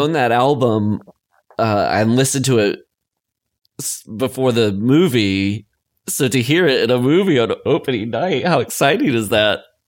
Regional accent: Lamar, United States; my hometown

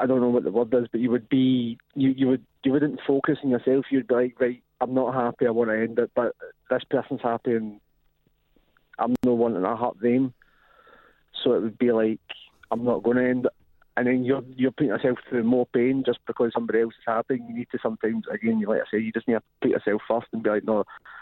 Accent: Glasgow, Scotland, United Kingdom; I'm from Glasgow

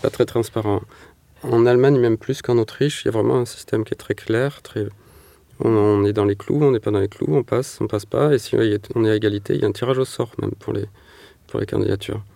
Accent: Manosque, Provence-Alpes-Côte d'Azur, France; also born or lived in Marseille; j'ai grandi en Provence, dans une petite ville qui s'appelle Manosque

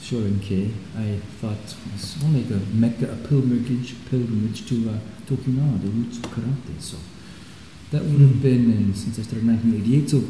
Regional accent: Basel, Basel-Stadt, Switzerland; Well, I'm from Basel, Switzerland

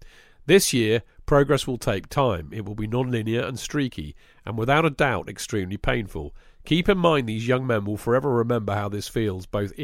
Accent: Dallas, Texas, United States; Growing up in Dallas as a Cowboys fan, the last Super Bowl we went to was 1996.

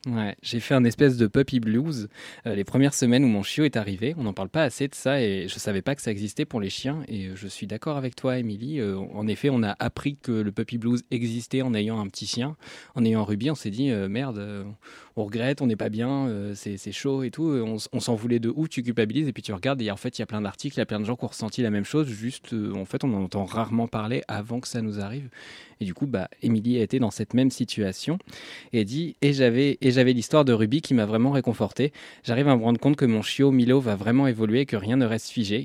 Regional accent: Normandy, France; moved away; also born or lived in Lyon; j'ai grandi en Normandie

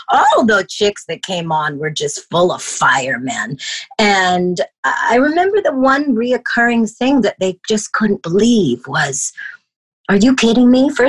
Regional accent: Toronto, Ontario, Canada; I came from Toronto, Canada. I'm a high school dropout.

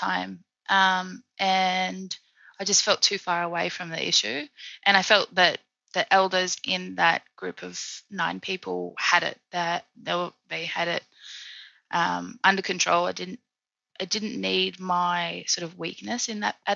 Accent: Australia; now in Paris, France; the country where my ancestors, you know, were the original owners

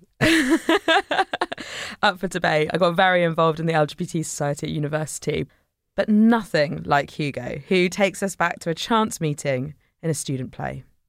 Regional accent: Devon, South West England, United Kingdom; I grew up in Devon

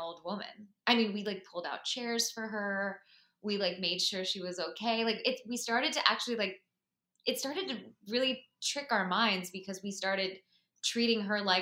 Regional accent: Florida, United States; moved away; I'm originally from Florida

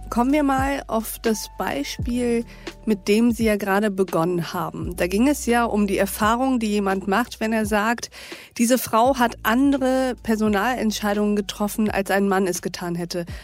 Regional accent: Austria; ich bin eine {S1} Österreicherin.

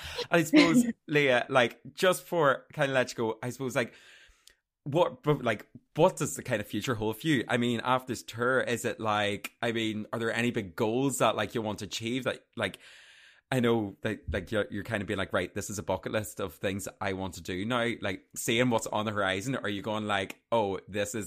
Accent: Armagh, Northern Ireland, United Kingdom; I'm from Armagh. I'm country guy.

